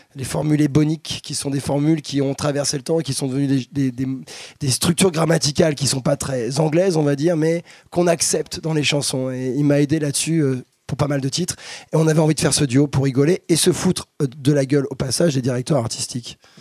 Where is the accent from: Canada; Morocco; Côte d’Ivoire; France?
France; je suis un latin, je suis un français, donc un latin